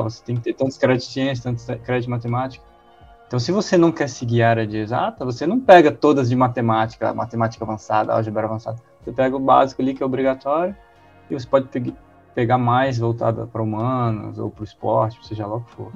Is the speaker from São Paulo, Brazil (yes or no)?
no; Montes Claros, Minas Gerais, Brazil; also born or lived in Divinópolis; Eu sou de Montes Claros, eu, eu morei lá até meus 13 anos.